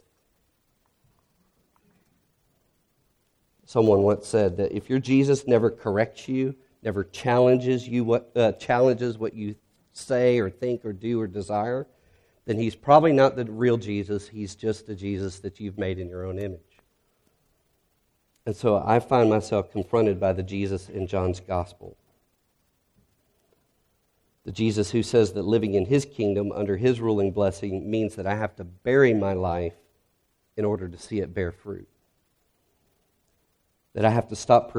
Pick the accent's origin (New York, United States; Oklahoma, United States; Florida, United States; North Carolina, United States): North Carolina, United States; also born or lived in Dallas, Texas; now in Signal Mountain, Tennessee, United States; I'm from North Carolina, and we know that that is God's country